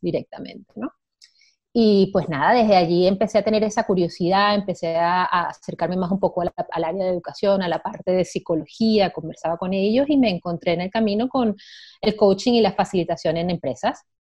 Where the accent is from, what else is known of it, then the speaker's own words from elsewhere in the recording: Venezuela; moved away; Yo soy venezolana de origen